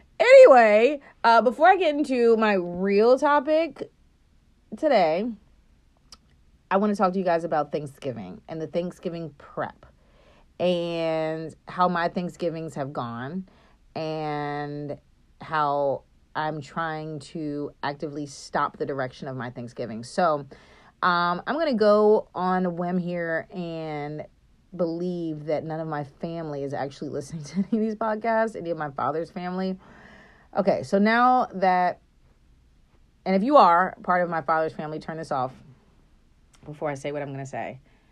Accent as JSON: {"language": "English", "country": "Japan", "tie": "born there", "said": "I was born in Japan, and so my parents bought this beautiful, like, it's not china, but it's like some type of dish that you bake"}